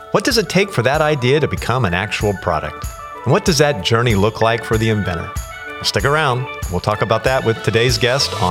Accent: Chicago, Illinois, United States; moved away as an adult; now in Florida, United States; So I've been down here since 2001. I'm from Chicago

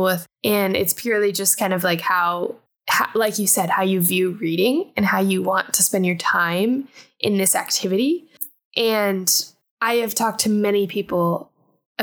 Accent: Colorado, United States; growing up in Colorado.

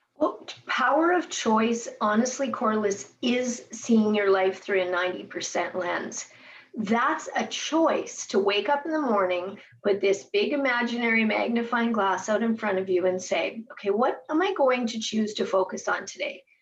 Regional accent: Edmonton, Alberta, Canada; moved away as an adult; also born or lived in Biggar, Saskatchewan / Winnipeg, Manitoba; now in Regina, Canada; I was raised in Edmonton, my dad moved me from Bigger to Edmonton.

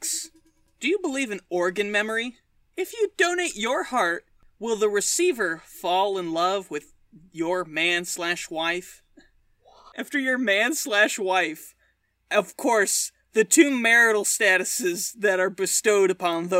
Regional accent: United States; I'm an American

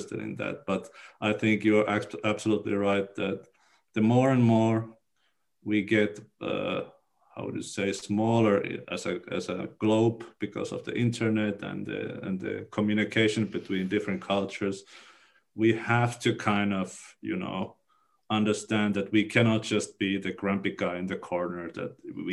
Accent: Oulu, North Ostrobothnia, Finland; English is a second language; also born or lived in United Kingdom; I'm from Oulu

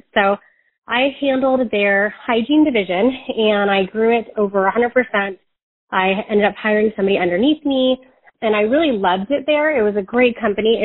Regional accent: Medina, Washington, United States; moved away as an adult; also born or lived in Southern California / San Diego, California; now in California, United States; we moved up to Washington, and I grew up in Medina, Washington.

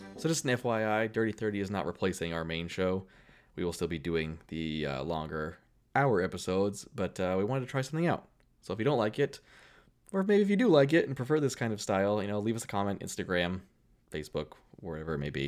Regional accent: Keene, New Hampshire, United States; Keene, New Hampshire, my hometown

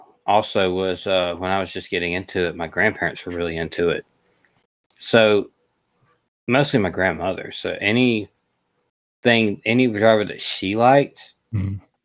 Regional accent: Atmore, Alabama, United States; born or raised there

